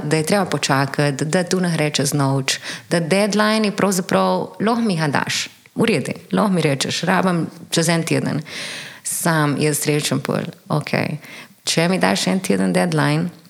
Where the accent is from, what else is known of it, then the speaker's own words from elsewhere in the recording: Ajdovščina, Goriška, Slovenia; moved away as an adult; now in Ljubljana, Slovenia; prihajam iz Vajdušne, verjetno slišiš.